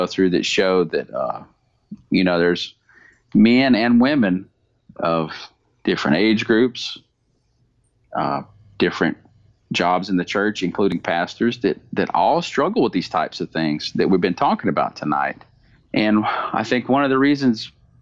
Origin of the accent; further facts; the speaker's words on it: the South, United States; I'm from the United States and from the South